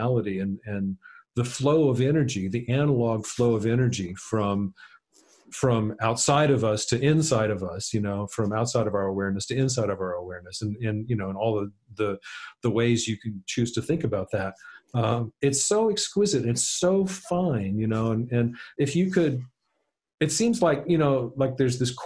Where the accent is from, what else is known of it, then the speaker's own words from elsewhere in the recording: South Louisiana, United States; I grew up in South Louisiana